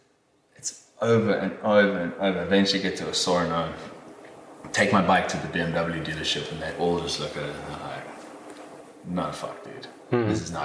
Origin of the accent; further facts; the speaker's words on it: England, United Kingdom; album that he played for me because I'm English.